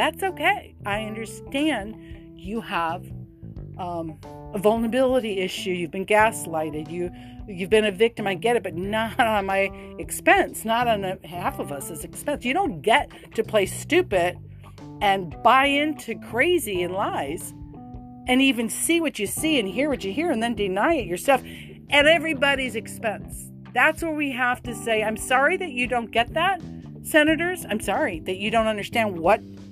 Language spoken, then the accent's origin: English; United States; I'm an American